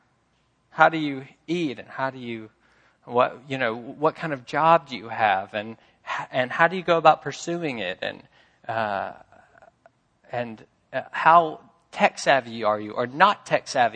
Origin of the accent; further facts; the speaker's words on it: Memphis, Tennessee, United States; I'm from Memphis